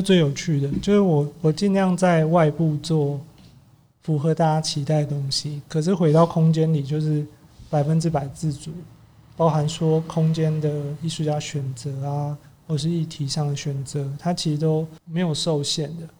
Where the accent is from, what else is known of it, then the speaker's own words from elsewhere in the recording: Taipei, Taiwan; 我小时候其实是念旁边的万达国小，因为我妈是学校老师，所以我从大概两三岁的时候一路到小二都一直在这边